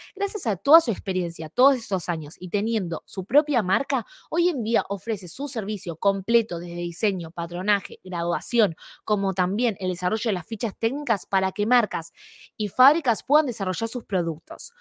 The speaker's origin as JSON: {"language": "Spanish", "country": "Argentina", "moved": "yes", "lives_now": "Canada", "said": "Soy argentina y vivo en Canadá."}